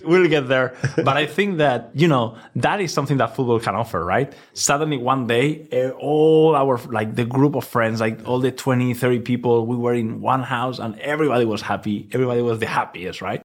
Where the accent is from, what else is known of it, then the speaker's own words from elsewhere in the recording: Valencia, Valencian Community, Spain; English is a second language; moved away as an adult; now in New York, United States; I was born in Valencia. I spent my childhood there.